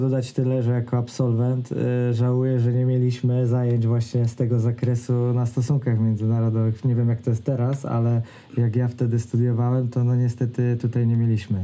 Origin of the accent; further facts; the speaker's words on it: Greater Poland, Poland; ja też jestem z Wielkopolski